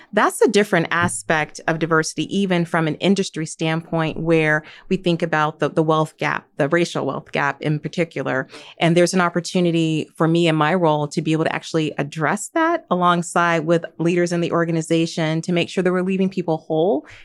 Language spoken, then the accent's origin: English; Gary, Indiana, United States; I grew up in Gary, Indiana